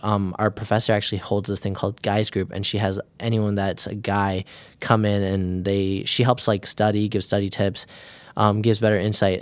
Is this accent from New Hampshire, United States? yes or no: no; Mundelein, Illinois, United States; I'm from Mundelein, Illinois.